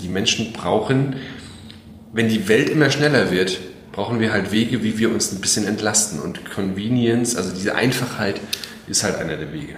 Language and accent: German; Mecklenburg-Vorpommern, Germany; also born or lived in Berlin / France; now in Schwerin, Germany; ich bin in Mecklenburg aufgewachsen, ja, nicht hier direkt in Schwerin, noch weiter raus quasi.